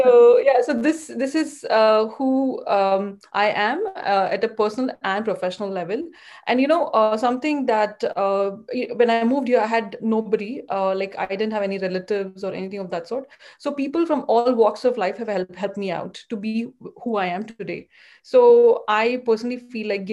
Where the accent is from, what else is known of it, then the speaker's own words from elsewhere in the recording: India; moved away as an adult; also born or lived in Mumbai, Maharashtra / Bangalore, Karnataka; now in United States; I grew up in India. I was born and brought up in Bombay and Bangalore